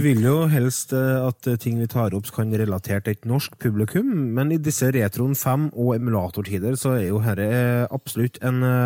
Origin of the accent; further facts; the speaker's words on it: Trøndelag, Norway; Jeg er trønder